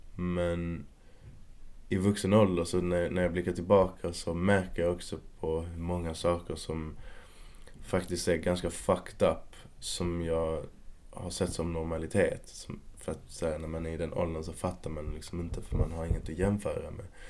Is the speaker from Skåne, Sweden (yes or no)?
yes; Malmö, Skåne, Sweden; moved away as an adult; now in Stockholm, Sweden; I Kvarnby i Malmö